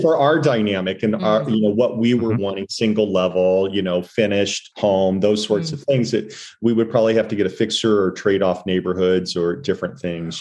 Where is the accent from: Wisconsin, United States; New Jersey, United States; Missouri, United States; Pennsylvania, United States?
Missouri, United States; St. Louis; also born or lived in San Francisco / New York; now in Santa Barbara, United States; I'm from Missouri